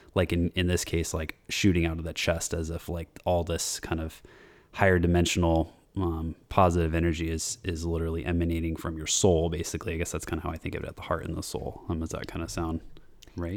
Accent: United States; since I'm American, even my family is from, like, uh, Portugal and Italy

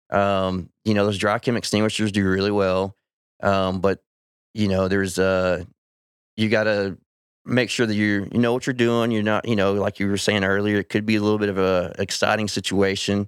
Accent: Weatherford, Texas, United States; I grew up out in Weatherford

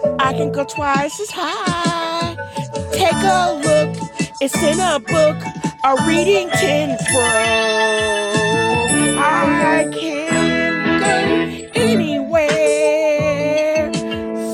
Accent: Virginia, United States; moved away; also born or lived in Tennessee; I'm from Virginia, the part of Virginia that she is actually from. And I don't know if it's in Portsmouth or Norfolk

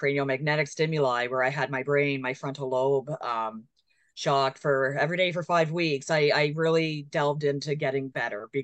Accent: Kingston, Ontario, Canada; I'm from the Kingston area. So we're so fortunate out here because we have the Rideau Lake system and the St. Lawrence River and the Great Lakes and access to a lot of water. Which I grew up around

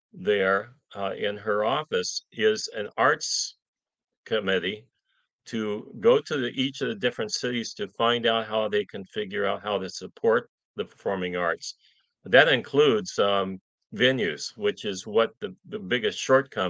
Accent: Bainbridge Island, Washington, United States; now in Woodinville, United States; where I grew up on Bainbridge Island

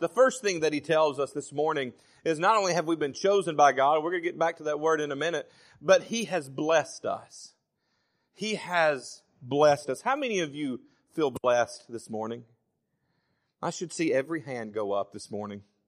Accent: Savannah, Tennessee, United States; moved away as an adult; also born or lived in Florence, Alabama; I was born and lived in Florence until I was ten, and then we moved to Savannah, and I pretty much grew up the rest of my life in Savannah

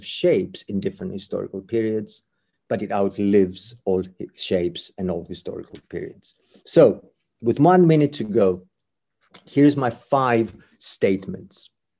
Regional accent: Greece; English is a second language; It is, in my home country, religion is important to Greek fascism because it's so important as part of the national identity.

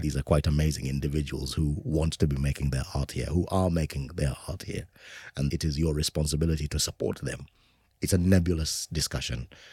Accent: Zimbabwe; growing up in Zimbabwe at that time

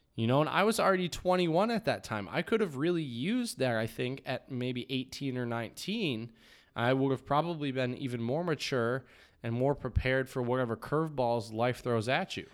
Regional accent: United States; I grew up in the United States

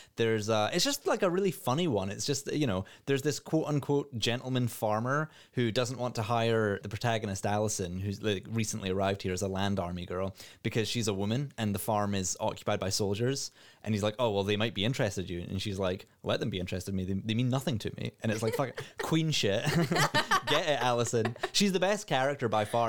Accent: Scotland, United Kingdom; as a Scottish person

